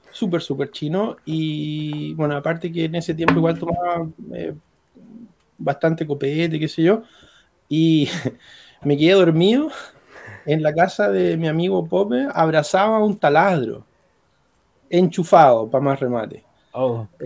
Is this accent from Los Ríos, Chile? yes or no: no; Maipú, Santiago Metropolitan Region, Chile; soy de Maipú.